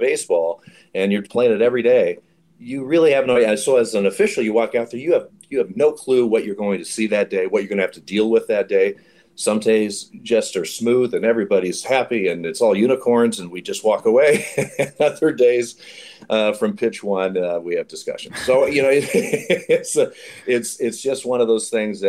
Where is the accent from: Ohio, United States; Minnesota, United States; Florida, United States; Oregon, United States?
Oregon, United States; Eugene; now in Portland, United States; I grew up in Eugene, Oregon